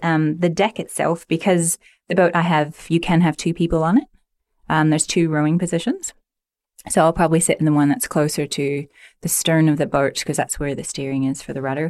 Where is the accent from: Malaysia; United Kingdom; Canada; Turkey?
Canada; Stouffville, Ontario; I grew up in Stovall, Ontario